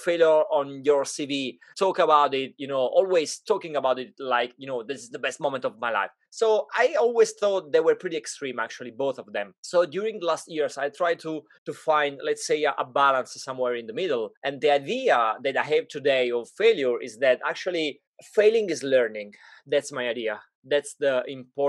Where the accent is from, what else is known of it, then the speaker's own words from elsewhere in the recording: Italy; moved away; when I grew up in Italy